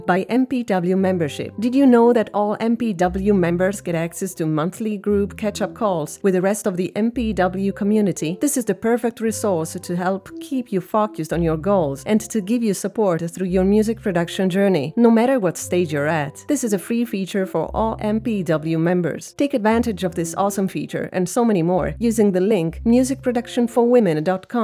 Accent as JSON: {"language": "English", "country": "Italy", "moved": "yes", "lives_now": "Germany", "said": "I'm from Italy, but based in Germany."}